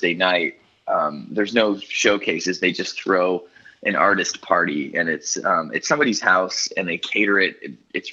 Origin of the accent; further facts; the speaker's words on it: Idaho, United States; moved away as an adult; also born or lived in Seattle area, Washington; now in Nashville, United States; I've lived in Nashville for 10 years, but I grew up in Idaho